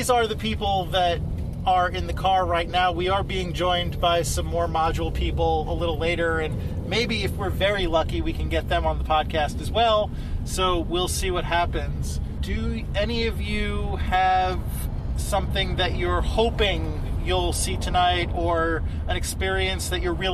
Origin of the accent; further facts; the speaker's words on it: United States; as American Catholics